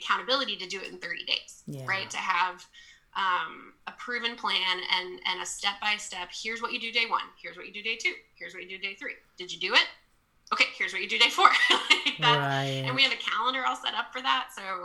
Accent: Texas, United States; I grew up in Texas

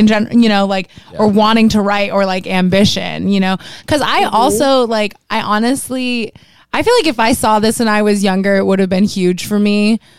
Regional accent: Miami, Florida, United States; moved away; I wanted to leave Miami so bad, and now I'm like 305 till I die, bitch.

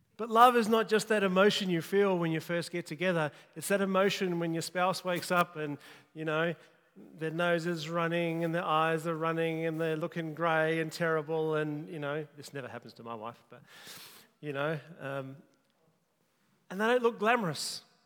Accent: Kalgoorlie, Western Australia, Australia; I grew up in Kalgoorlie

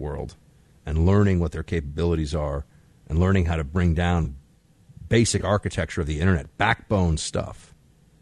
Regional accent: New York, United States; I'm from New York.

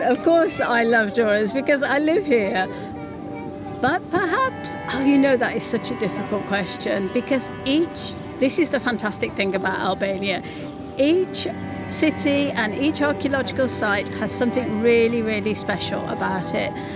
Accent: United Kingdom; as a British person

